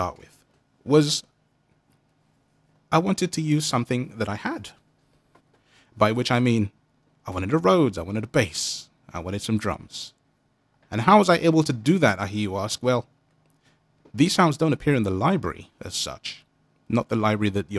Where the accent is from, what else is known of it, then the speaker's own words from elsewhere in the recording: London, United Kingdom; I come from London